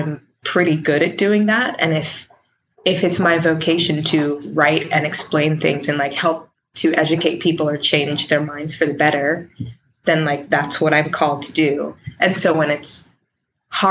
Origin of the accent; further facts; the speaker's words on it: Richmond, Virginia, United States; I'm from Richmond, Virginia.